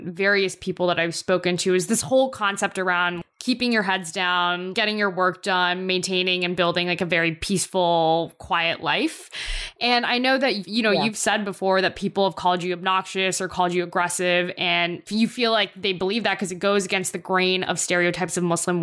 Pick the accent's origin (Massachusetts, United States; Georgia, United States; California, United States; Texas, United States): Georgia, United States; Atlanta; I grew up in Atlanta and I grew up in a very robust South Asian